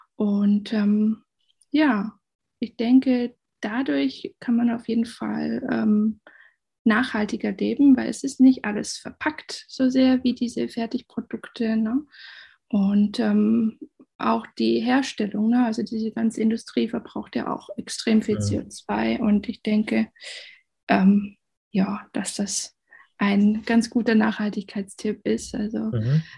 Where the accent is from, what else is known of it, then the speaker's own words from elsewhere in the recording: Black Forest, Baden-Württemberg, Germany; also born or lived in Asia / China; ich komme aus dem Schwarzwald, bin Halbspanierin